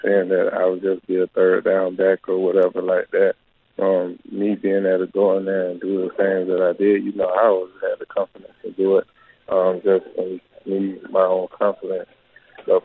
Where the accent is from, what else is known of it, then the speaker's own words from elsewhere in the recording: Orlando, Florida, United States; I was able to come back to my hometown and train here